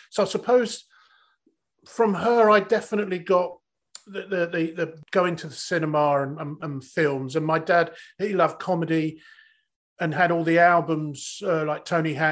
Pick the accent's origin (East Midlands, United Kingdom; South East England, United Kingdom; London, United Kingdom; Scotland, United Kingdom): South East England, United Kingdom; Bognor Regis; accent: Mockney; I'm from yeah. Bognor. I'm from Bognor. I'm a total, total, total Mockney.